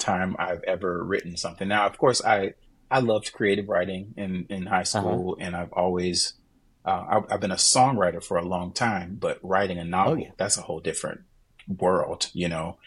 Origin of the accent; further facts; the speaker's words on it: Jacksonville, Florida, United States; moved away as an adult; now in New Hampshire, United States; my base is right there in my hometown, yeah. Jacksonville